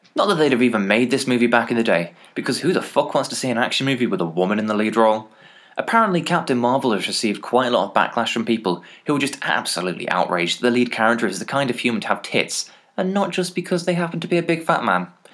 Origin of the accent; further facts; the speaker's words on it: England, United Kingdom; As an English person